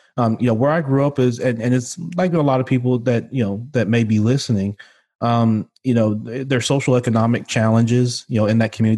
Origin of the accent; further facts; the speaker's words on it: Memphis, Tennessee, United States; also born or lived in Chicago, Illinois; I was born in Chicago, Illinois, but I grew up here in Memphis, Tennessee, which, uh, where I'm currently am, uh, now